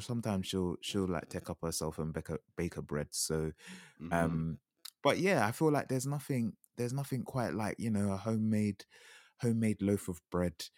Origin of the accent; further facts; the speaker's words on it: Jamaica; as a Jamaican